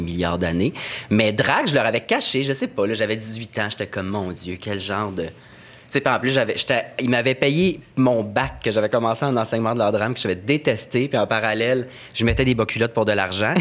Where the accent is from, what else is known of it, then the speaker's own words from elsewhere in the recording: Saint-Jean-sur-Richelieu, Quebec, Canada; Je viens de Saint-Jean